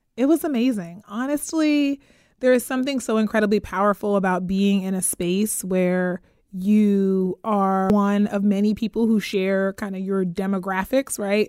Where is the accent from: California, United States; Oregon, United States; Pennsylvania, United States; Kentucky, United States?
Pennsylvania, United States; Pittsburgh; moved away as an adult; also born or lived in Atlanta / Ann Arbor; now in Sacramento, United States; I'm from Pittsburgh, Pennsylvania originally